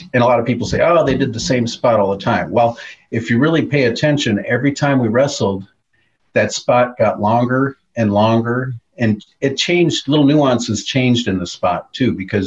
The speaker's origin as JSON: {"language": "English", "town": "Minneapolis", "region": "Minnesota", "country": "United States", "tie": "born or raised there", "said": "I grew up in Minneapolis, so all I grew up watching was the AWA"}